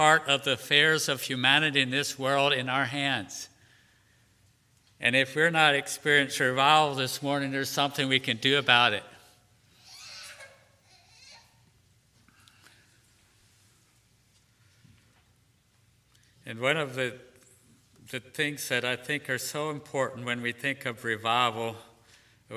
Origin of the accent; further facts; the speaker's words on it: Pennsylvania, United States; now in Shenandoah Valley, United States; I grew up in Pennsylvania